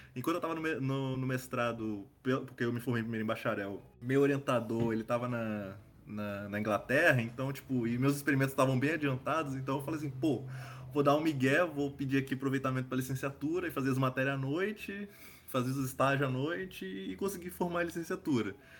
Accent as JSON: {"language": "Portuguese", "region": "Espírito Santo", "country": "Brazil", "said": "eu sou do Espírito Santo"}